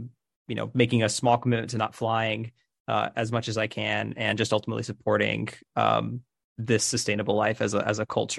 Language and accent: English; Fort Lauderdale, Florida, United States; moved away; also born or lived in New York City; I'm from Fort Lauderdale, Florida. I have gotten to know Josh through my time living in New York City as an entrepreneur